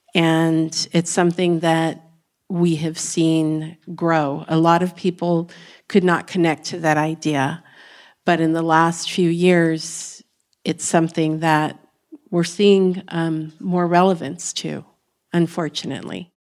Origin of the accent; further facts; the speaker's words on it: Texas, United States; Texas, which is my home state